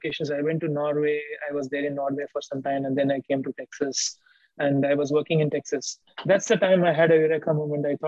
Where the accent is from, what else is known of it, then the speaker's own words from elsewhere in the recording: India; now in United States; I grew up in India, in my early age, when I was very young